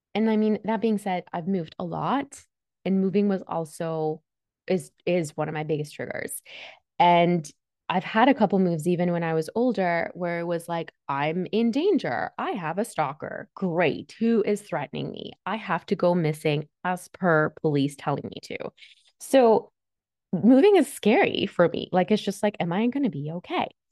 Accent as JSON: {"language": "English", "town": "Toronto", "region": "Ontario", "country": "Canada", "tie": "born or raised there", "also_born_or_lived": "Switzerland", "second_language": "English", "said": "I was born and raised in Switzerland. I came here because I needed to get away from my dad. And it wasn't a smooth transition. I came to Canada when I was eight, and I didn't speak a word of English"}